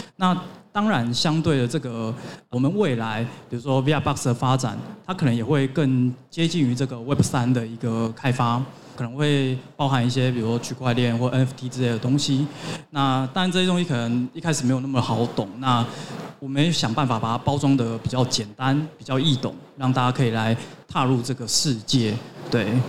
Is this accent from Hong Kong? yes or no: yes; Hong Kong; moved away; also born or lived in United States; 我是香港来的